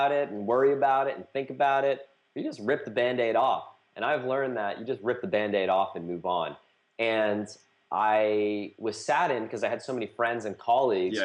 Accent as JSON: {"language": "English", "area": "outside of Boston", "region": "Massachusetts", "country": "United States", "tie": "born or raised there", "also_born_or_lived": "Hong Kong / Shanghai", "moved": "as an adult", "lives_now": "Austin, United States", "said": "I grew up outside of Boston in the Northeast"}